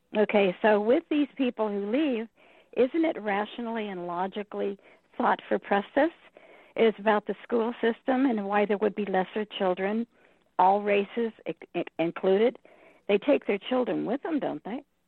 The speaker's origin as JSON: {"language": "English", "region": "Southern California", "country": "United States", "moved": "yes", "said": "I come from Southern California too"}